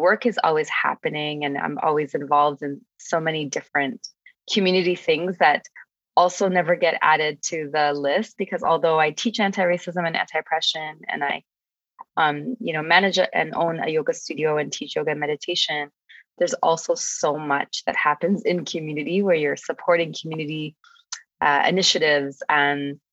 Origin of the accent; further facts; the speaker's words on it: Toronto, Ontario, Canada; also born or lived in Amman, Jordan / Kitchener-Waterloo; I was born in Amman, Jordan. I am Ethiopian, Canadian, and I am grew up in Regent Park and in Scarborough and also in Kitchener-Waterloo